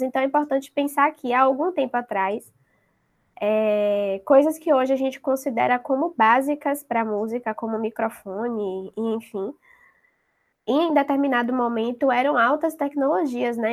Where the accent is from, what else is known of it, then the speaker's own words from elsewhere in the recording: Salvador, Bahia, Brazil; daqui de Salvador, da minha terrinha